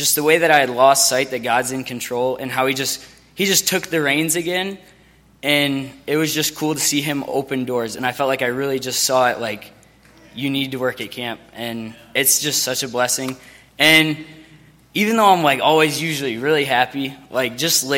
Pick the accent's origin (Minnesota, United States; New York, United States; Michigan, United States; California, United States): Michigan, United States; I'm from Myo, Michigan